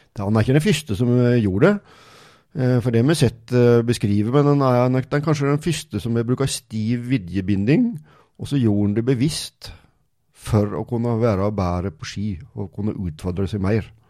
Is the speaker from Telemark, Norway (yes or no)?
yes; Morgedal, Telemark, Norway; Jeg er født og oppvokst i Mørgedal